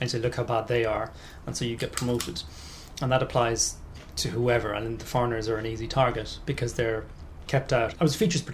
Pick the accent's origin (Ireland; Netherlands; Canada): Ireland; Southeast coast of Ireland, southeast Ireland; accent: Southern Irish; now in London, United Kingdom; Southeast Coast